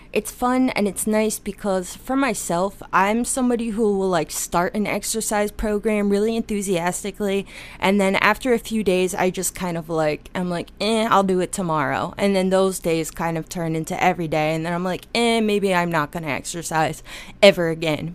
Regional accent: Pennsylvania, United States; I was born in Pennsylvania

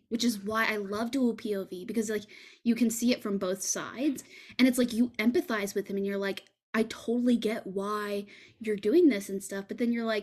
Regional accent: Texas, United States; that's not something that in fucking Texas, they don't teach you that kind of shit.

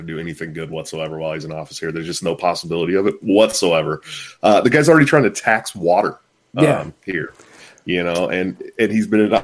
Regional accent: Bay Area, California, United States; moved away as an adult; also born or lived in Portland, Oregon; I'm a 30-year resident of California, but I haven't lived here for like the last 6 years. I've been up in Portland, Oregon

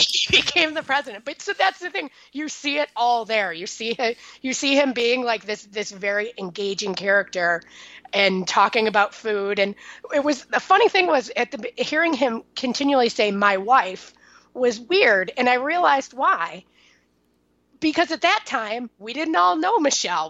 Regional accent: Chicago, Illinois, United States; now in New York, United States; I'm from Chicago. I say pop

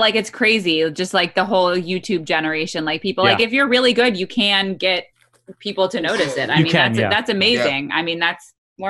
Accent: United States; I was born in this country, like I'm American

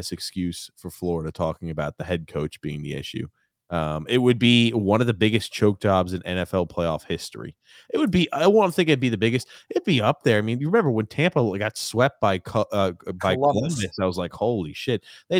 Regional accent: Canada

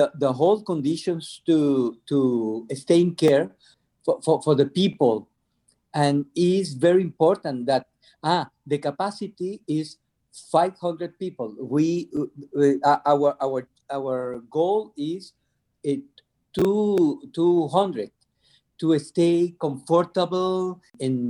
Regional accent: Venezuela; I'm from Venezuela

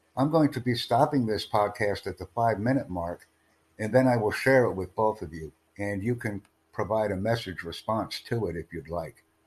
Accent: United States; I come from the United States

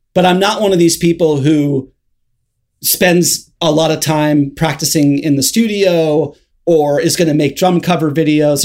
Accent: Hermosa Beach, California, United States; also born or lived in Los Angeles; Hermosa Beach, which is where I grew up in Southern California.

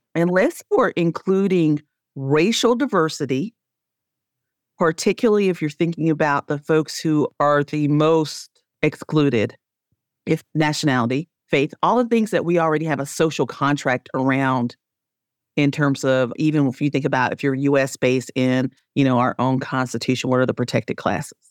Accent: Spartanburg, South Carolina, United States; I grew up in Spartanburg, South Carolina

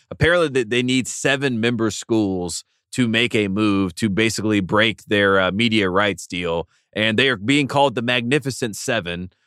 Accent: the South, United States; we're both from the South

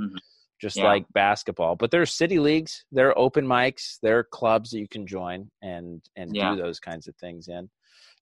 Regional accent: Utah, United States; I grew up in Utah, 90% Mormon where I was

